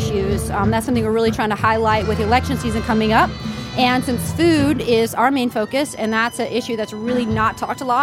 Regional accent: Staunton, Virginia, United States; also born or lived in Florida; I am from Stanton, Virginia

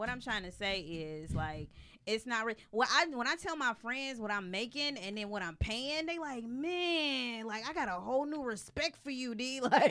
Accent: Detroit, Michigan, United States; moved away as an adult; also born or lived in Sacramento; now in Los Angeles, United States; I'm from Detroit.

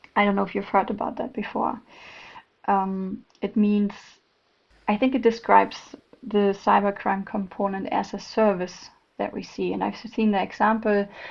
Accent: Germany; accent: German; English is a second language; now in Malmö, Sweden; I'm originally from Germany, if someone noticed my German accent, but based in Malmö, Sweden

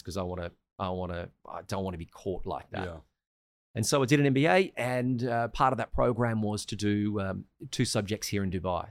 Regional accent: Australia; moved away; also born or lived in Sri Lanka; I'm Australian

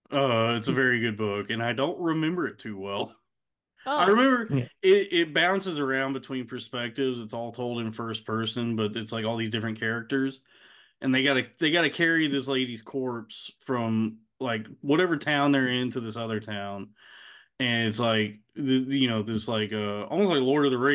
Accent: Texas, United States; That was growing up in Texas.

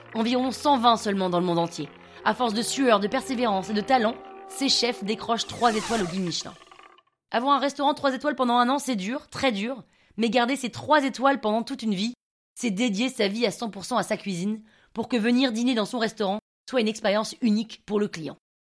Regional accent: United States; French is a second language; moved away as an adult; also born or lived in Grenoble / Paris; je suis un Français né par erreur aux États-Unis.

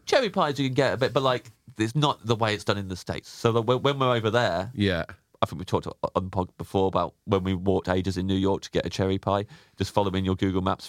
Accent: Kettering, East Midlands, United Kingdom; Kettering, in Northamptonshire, little market town in the East Midlands.

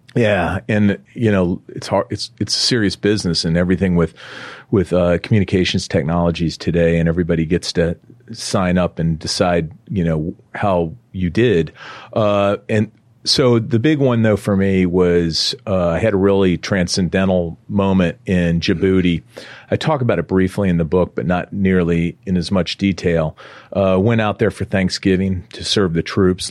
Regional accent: Iowa, United States; I'm from Iowa

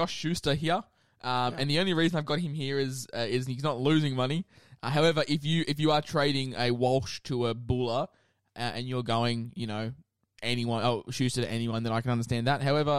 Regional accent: Queensland, Australia; as a Queenslander

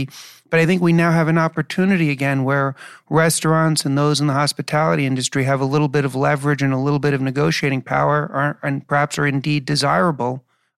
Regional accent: New York City, New York, United States; moved away as an adult; also born or lived in Chicago; now in New Jersey, United States; I was born and raised in New York City, so I really lived through, I was born in 1970, so I saw the transition from the 70s to the 80s. I lived in Chicago for a while when I came back

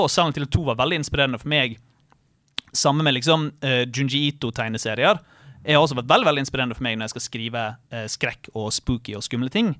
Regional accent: Bergen, Vestland, Norway; der jeg kommer fra, i Alvøen i Bergen

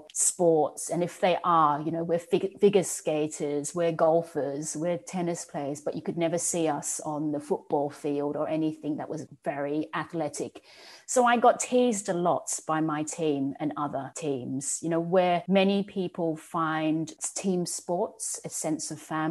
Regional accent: Australia; I grew up in Australia in an all-white background

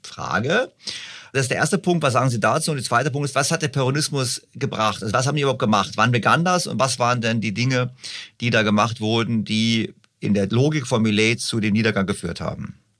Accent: Germany; Bei uns in Deutschland

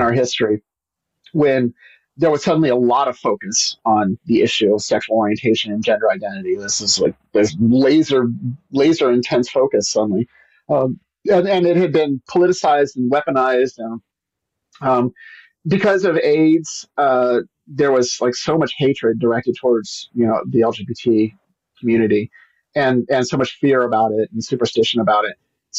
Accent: Pacific Northwest, United States; also born or lived in Memphis, United States / Tennessee, United States; I am from the Pacific Northwest, but I've lived in a lot of different places.

